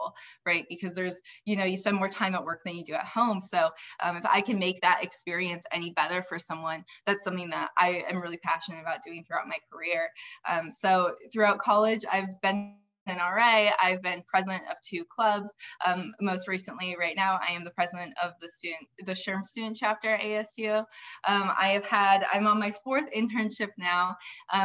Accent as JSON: {"language": "English", "town": "Fargo", "region": "North Dakota", "country": "United States", "moved": "yes", "lives_now": "Arizona, United States", "said": "I am originally from Fargo, North Dakota"}